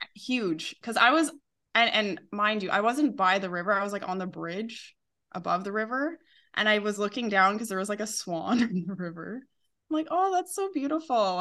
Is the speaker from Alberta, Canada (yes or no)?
yes; Calgary, Alberta, Canada; moved away as an adult; now in Seville, Spain; I'm from Calgary, Canada